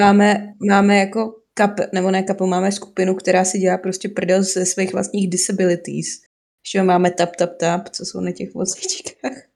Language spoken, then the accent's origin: Czech; Hradec Králové, Hradec Králové Region, Czechia; Moje rodné město je Hradec Králové